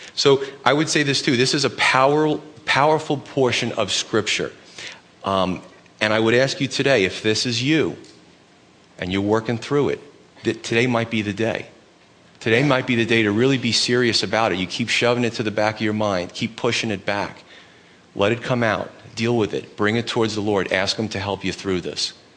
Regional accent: New York City, New York, United States; moved away; I grew up in Brooklyn, so it starts to come out every once in a while.

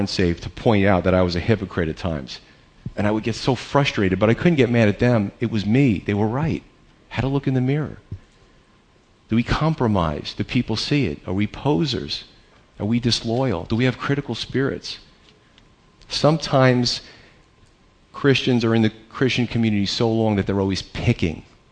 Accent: United States; as American believers, in 2013

